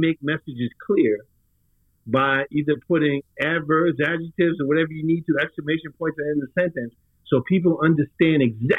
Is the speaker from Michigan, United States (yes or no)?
no; New York, United States; I'm from New York.